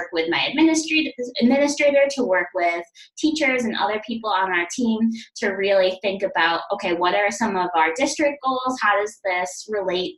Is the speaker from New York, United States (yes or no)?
yes; New York, United States; I am originally from New York and doing school counseling in New York